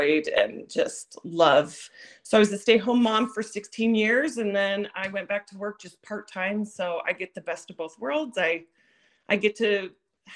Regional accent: Washington, United States; moved away as an adult; also born or lived in Idaho / Nevada / Colorado / Arizona; now in Utah, United States; I'm originally from Washington State

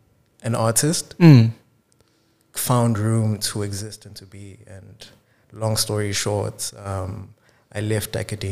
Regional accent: Tsakane, Gauteng, South Africa; now in Cape Town, South Africa; my life is this constant contrast of Tsakane with Cape Town, because, like, I spend a lot of time here, and then a few times a year, I'll go back to Itzakan.

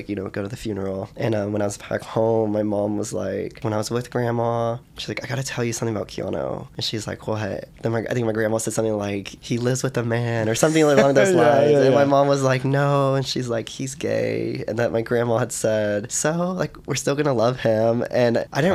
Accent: Texas, United States; growing up in Texas

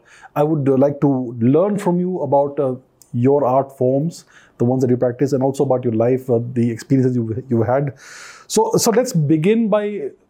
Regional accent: Odisha, India; I was born in Odisha

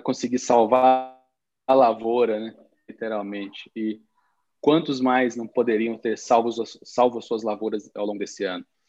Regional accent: south of Minas Gerais, Brazil; also born or lived in Belo Horizonte region; now in Belo Horizonte, Brazil; eu venho do sul de Minas, moro em, em, na região de Belo Horizonte hoje, mas sou de uma região cafeeira

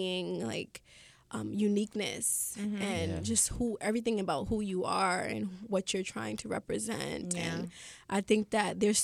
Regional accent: New York City, New York, United States; I grew up in Flatbush.

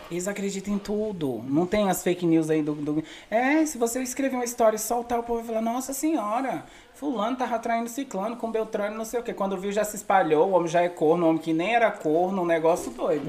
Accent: São Sebastião, Federal District, Brazil; also born or lived in Sobradinho / Austin, Nova Iguaçu; now in United States; Eu sou de Brasília, na verdade eu nasci em Sobradinho, fui criado em, so em, São Sebastião

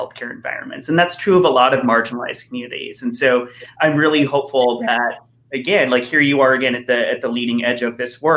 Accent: El Centro, California, United States; moved away; I'm from the El Centro, the Imperial Valley originally

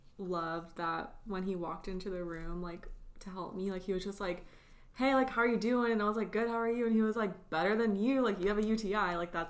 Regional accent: Temecula, California, United States; I told him that I was born in Temecula.

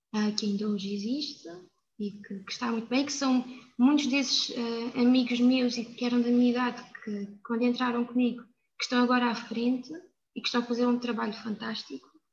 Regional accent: São Miguel de Machede, Alentejo, Portugal; eu vivi numa aldeia muito pequena, que é São Miguel de Machado, é de Évora, mas que é, é muito rica, principalmente na minha altura, quando eu era pequena

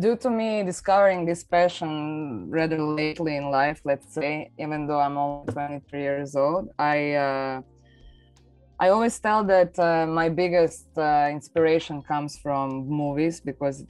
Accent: Zagreb, City of Zagreb, Croatia; I'm from Zagreb, Croatia

